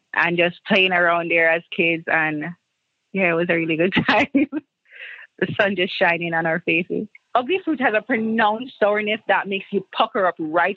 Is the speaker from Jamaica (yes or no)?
yes; Jamaica; now in New York, United States; In Jamaica, we just call it the ugly fruit